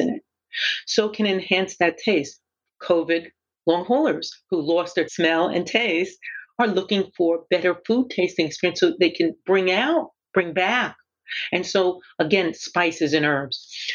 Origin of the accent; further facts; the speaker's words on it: New York City, New York, United States; I grew up in Brooklyn